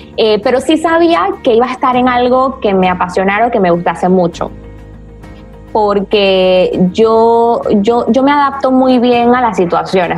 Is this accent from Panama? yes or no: yes; Panama; also born or lived in Spain; Yo soy una mujer panameña, tengo 28 años.